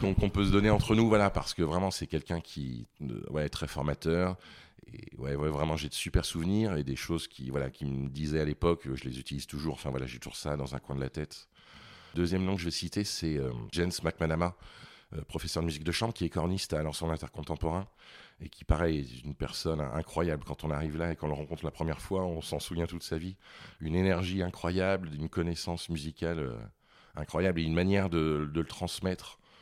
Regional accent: Vichy, Auvergne-Rhône-Alpes, France; also born or lived in Paris; now in Lyon, France; Je suis originaire de Vichy, dans l'Allier, en Auvergne

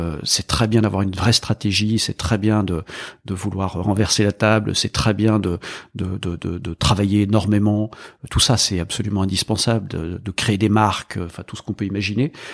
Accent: Burgundy, Bourgogne-Franche-Comté, France; moved away as an adult; Quand on vient de Bourgogne

